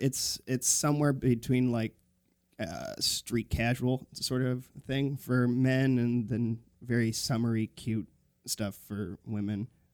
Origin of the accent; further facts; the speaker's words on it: California, United States; now in Vancouver, Canada; I'm from California.